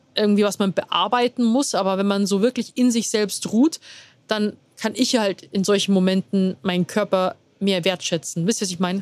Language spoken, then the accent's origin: German; Rosenheim, Bavaria, Germany; moved away as an adult; now in Munich, Germany; komme gebürtig aus Rosenheim, wohne mittlerweile, also wohne in München